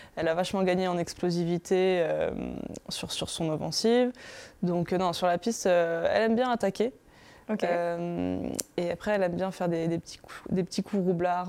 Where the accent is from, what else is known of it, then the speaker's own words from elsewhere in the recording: Paris, Île-de-France, France; je suis parisienne, donc c'est chez soi